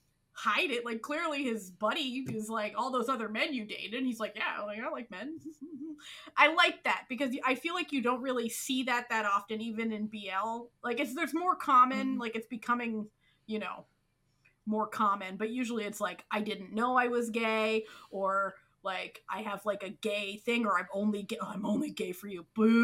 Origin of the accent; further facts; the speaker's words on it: the Maritimes, Canada; I'm from the Maritimes, which is like a very rural, poor they're on the East Coast Ocean part of Canada, which has a very distinct dialect